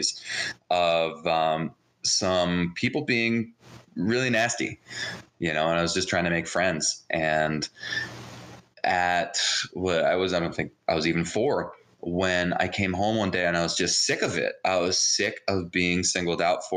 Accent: New Jersey, United States; first language Hebrew; English is a second language; also born or lived in Jerusalem, Israel; I was actually born in Jerusalem, Israel. And I was raised in New Jersey.

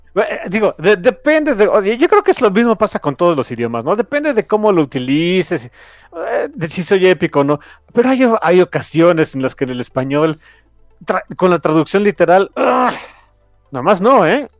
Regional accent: Mexico; soy mexicano

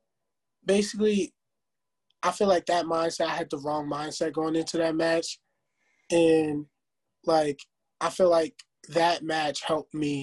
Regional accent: New Jersey, United States; moved away as an adult; now in Virginia, United States; we're both from Jersey

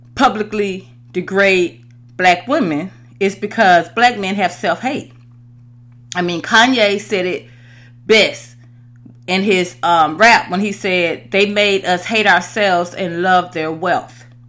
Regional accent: Atlanta, Georgia, United States; moved away as an adult; also born or lived in Los Angeles; I was raised in the South, in Atlanta.

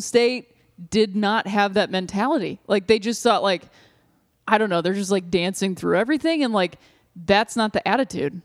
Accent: Akron, Ohio, United States; moved away; I'm from Kenmore, Ohio, which was its own town for a long time until the forties

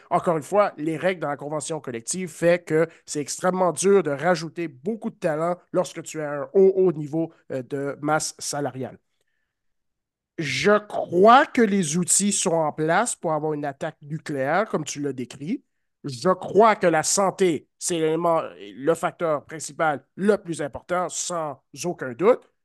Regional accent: Canada; en tant que Canadien

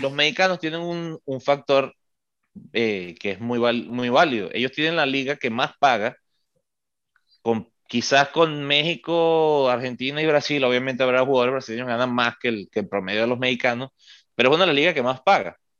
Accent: Venezuela; now in United States

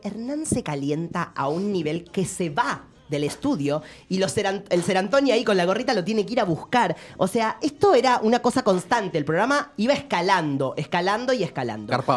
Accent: Avellaneda, Buenos Aires Province, Argentina; somos de Avellaneda los dos

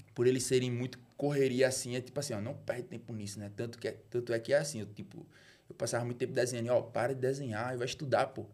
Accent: Recife, Pernambuco, Brazil; also born or lived in Juazeiro do Norte, Ceará; Eu fui feito no Recife, nasci no Juazeiro e voltei pra morar no Recife

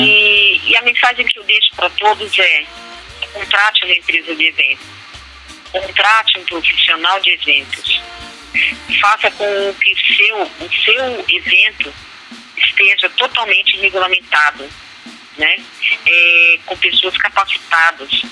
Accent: Brazil; nós, como bons brasileiros

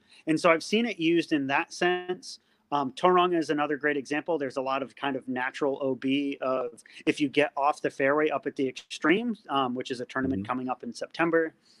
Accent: New England, United States; now in New Zealand; I come from New England where it's a lot of private courses that are like well maintained

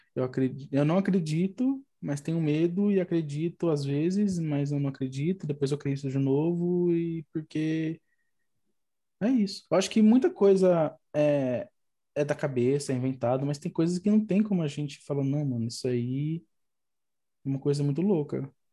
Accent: São Paulo, Brazil; also born or lived in Boa Vista, Roraima; Eu, eu sou daqui de São Paulo, aí quando tinha 18 anos, fui para lá e fiquei lá até uns 21, mais ou menos

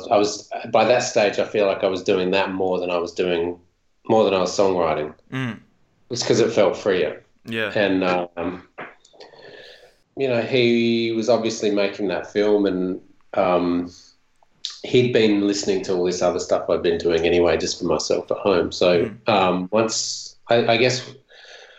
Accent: Gawler, South Australia, Australia; also born or lived in Adelaide; later on in high school, we ended up moving to Adelaide, and from where we grew up in Gawler

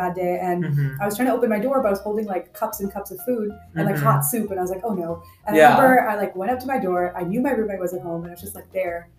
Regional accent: Houston, Texas, United States; now in Austin, United States; I'm from Houston, Texas, and I went to a very huge and competitive high school.

